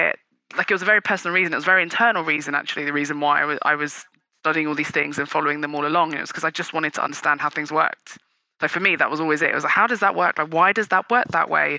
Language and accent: English; United Kingdom; also born or lived in Nigeria; We're British Nigerian